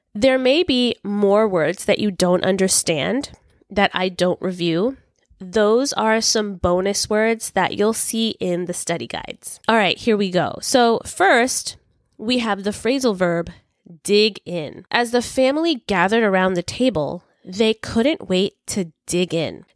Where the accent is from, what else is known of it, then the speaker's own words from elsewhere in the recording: New York City, New York, United States; I was born and raised in New York City, Brooklyn specifically